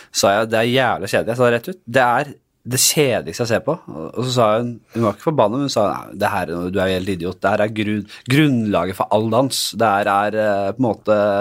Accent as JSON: {"language": "Norwegian", "region": "Oslo", "country": "Norway", "said": "Fra Bekkelaget, det er der jeg er fra."}